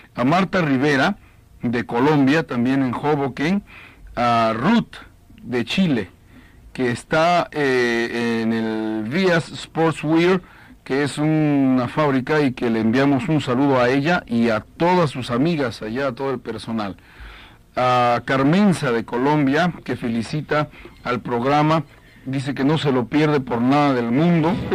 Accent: Mexico; como decimos allá en México

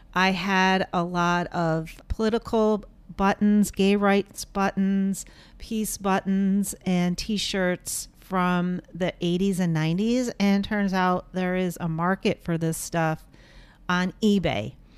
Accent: Portland, United States; here in my hometown of portland

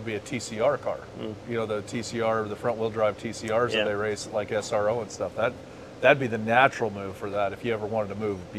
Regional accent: Phoenix, Arizona, United States; we're from Phoenix

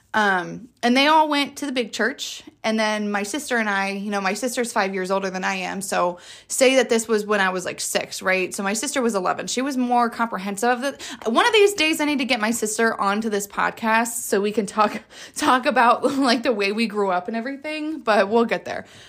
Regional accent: Jacksonville, Florida, United States; I am from Jacksonville, Florida

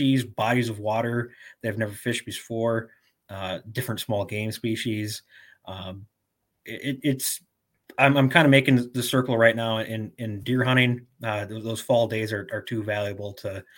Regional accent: Tomahawk, Wisconsin, United States; I grew up in the North Woods of Wisconsin, outside of the city of Tomahawk.

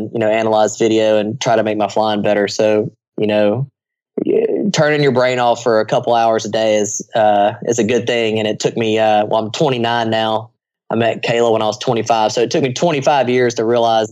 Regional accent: United States; I'm an American

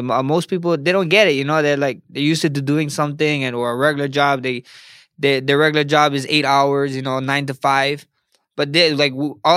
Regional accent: Hawaii, United States; I just I'm Polynesian. I know you guys know Polynesians. I'm Samoan Hawaiian.

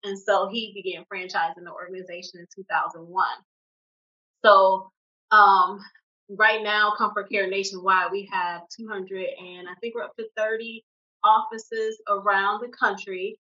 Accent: Detroit, Michigan, United States; moved away as an adult; also born or lived in Pennsylvania; now in outside Philadelphia, United States; I was born and raised in Detroit, Michigan. I went to Detroit Public Schools, Cass Technical High School, I graduated from. Then I attended the University of Michigan.

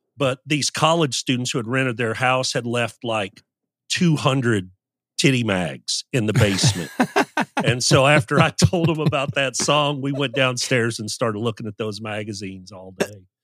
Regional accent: Louisville, Kentucky, United States; also born or lived in Moline, Illinois; we moved to Louisville when I was seven. I was born in Moline, Illinois

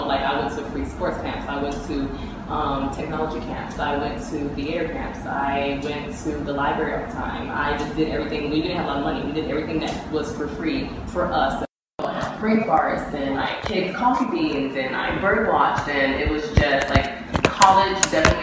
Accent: Miami, Florida, United States; I grew up in Miami, Florida

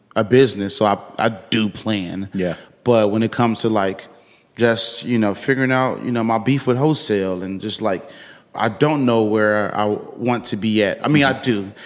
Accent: Chicago, Illinois, United States; I'm from the west side of Chicago

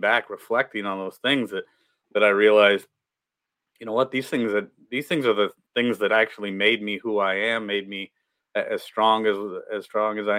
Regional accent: Midwest, United States; We grew up in the Midwest, grew up poor, working class parents

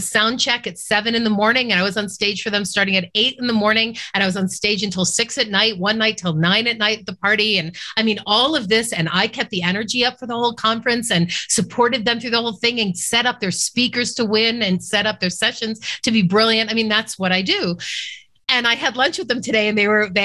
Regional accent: Boston, Massachusetts, United States; I grew up in Boston

